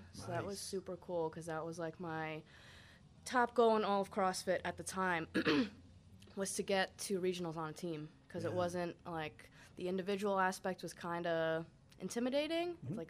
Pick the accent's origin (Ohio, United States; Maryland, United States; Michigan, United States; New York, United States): New York, United States; Poughkeepsie; Poughkeepsie, New York.